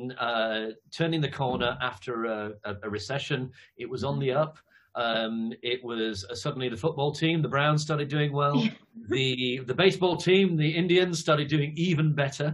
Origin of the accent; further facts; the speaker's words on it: Leeds, Yorkshire and the Humber, United Kingdom; moved away as an adult; also born or lived in Manchester / London / Cleveland, Ohio / Cambridge; now in Kent, United Kingdom; I'm from Leeds originally.